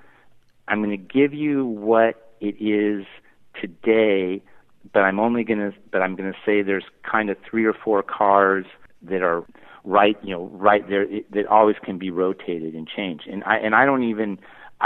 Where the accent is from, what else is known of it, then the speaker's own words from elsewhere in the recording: Newport Beach, California, United States; also born or lived in Pacific Northwest; the town I grew up in Newport Beach